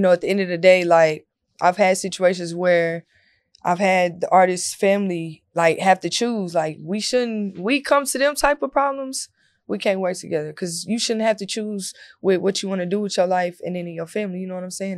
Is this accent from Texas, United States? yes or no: yes; Corsicana, Texas, United States; moved away; I'm from Corsicana, so that's the country.